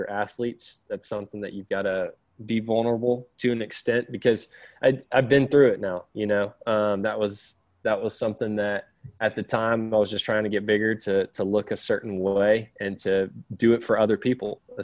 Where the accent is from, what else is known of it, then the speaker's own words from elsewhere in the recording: Florida, United States; now in Tennessee, United States; I live in Tennessee. I grew up in Florida for a lot of my childhood